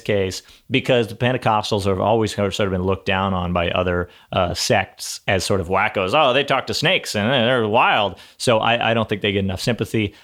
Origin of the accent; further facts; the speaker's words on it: Texas, United States; I'm from Texas